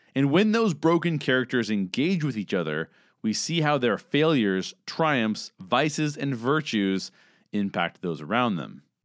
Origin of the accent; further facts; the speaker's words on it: Southern California, United States; I'm a 38 year old white cis male who was born and raised in Southern California, where I currently reside